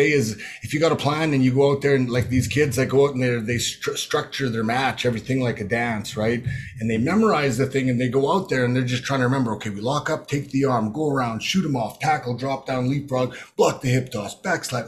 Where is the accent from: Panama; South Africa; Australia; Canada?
Canada; Prince Albert, and Regina, Saskatchewan; growing up in Prince Albert, Saskatoon, and Regina, just a Saskatchewan boy